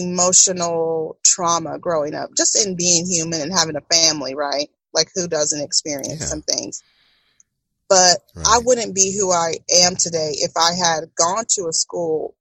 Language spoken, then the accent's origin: English; Tomball, Texas, United States; I came from Tomball, and it was what grew me.